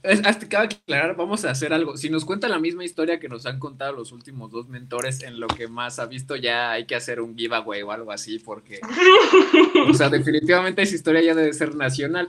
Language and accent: Spanish; Mexico; como mexicano